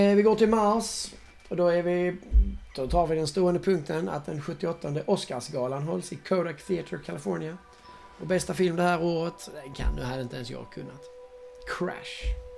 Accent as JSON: {"language": "Swedish", "area": "Hässleholm / Kristianstad", "region": "Skåne", "country": "Sweden", "said": "Vi kommer från Hässleholm och Kristianstad"}